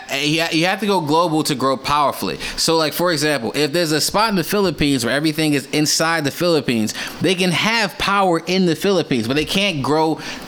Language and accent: English; United States; I'm American.